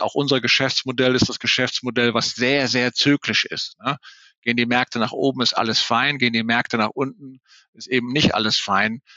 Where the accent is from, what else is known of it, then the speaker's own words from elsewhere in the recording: Rhineland, Germany; ich als Rheinländer